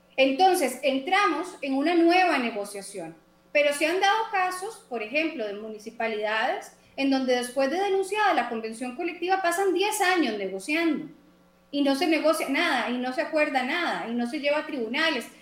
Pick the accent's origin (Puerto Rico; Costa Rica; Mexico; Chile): Costa Rica; yo como costarricense